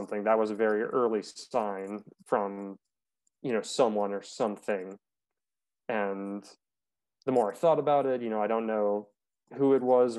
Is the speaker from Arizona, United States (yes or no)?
yes; Arizona, United States; I grew up in Arizona